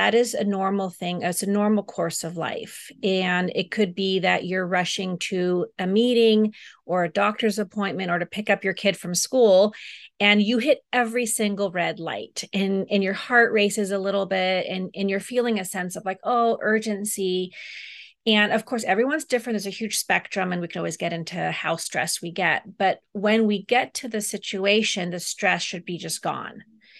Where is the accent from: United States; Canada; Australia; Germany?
Germany; also born or lived in Amsterdam, Netherlands; they actually ended up moving to Europe, where I was born in Amsterdam, Holland. And then I moved to Germany when I was about 3 years old. And my parents lived there until I went to college or beyond college.